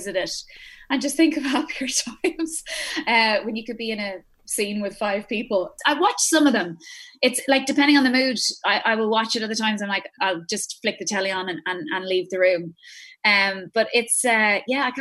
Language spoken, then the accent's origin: English; Ireland; I am born and raised in Ireland